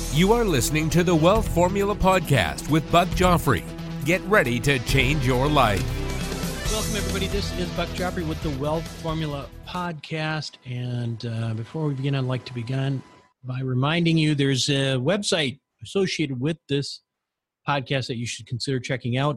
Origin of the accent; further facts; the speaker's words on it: United States; the opportunity to grow up as an American